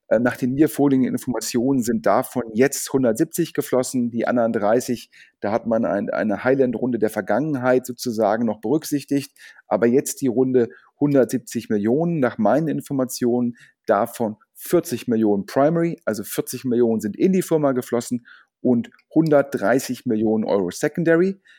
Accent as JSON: {"language": "German", "town": "Düsseldorf", "region": "North Rhine-Westphalia", "country": "Germany", "said": "Sogar als Düsseldorfer freue ich mich ähm, über Kölner Events"}